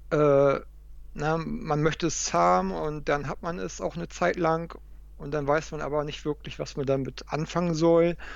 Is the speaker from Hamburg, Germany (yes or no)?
yes; Hamburg, Germany; bei dem zweiten Event, was in Hamburg war, in meiner, in meiner Heimatstadt.